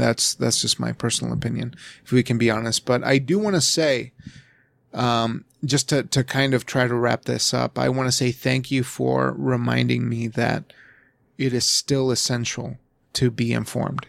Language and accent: English; United States; where I come from as an American